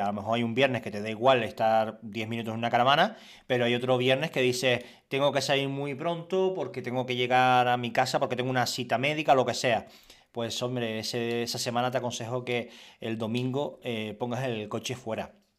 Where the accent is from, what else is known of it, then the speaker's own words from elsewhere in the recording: Canary Islands, Spain; Era canario y soy canario